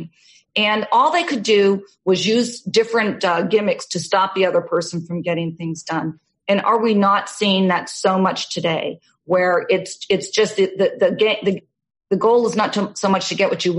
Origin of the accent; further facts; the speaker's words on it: Massachusetts, United States; moved away as an adult; also born or lived in Newton, Massachusetts / New York / Newport, Rhode Island / California; I grew up in Massachusetts